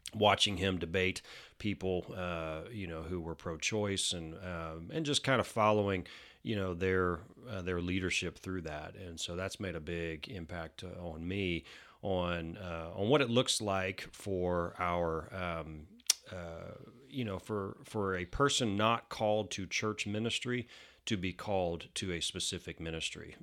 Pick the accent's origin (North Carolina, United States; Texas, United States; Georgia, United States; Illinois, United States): Texas, United States; Denton; also born or lived in Houston; I was born in Houston. Uh, we moved to Denton when I was two, um, and that's where I went to, uh, uh, elementary school, preschool, uh, you know, middle school, all the way up to college in North Texas.